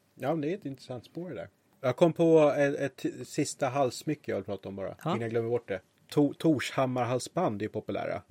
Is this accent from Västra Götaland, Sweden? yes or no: no; Roslagen, Stockholm County, Sweden; i mina hemtrakter Öster i Roslagen finns det ett Harg